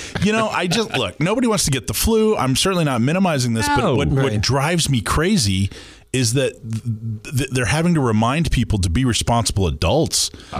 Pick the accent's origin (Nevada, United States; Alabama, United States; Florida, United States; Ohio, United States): Florida, United States; moved away; I grew up in Florida where every season we had two or three hurricanes, like clockwork.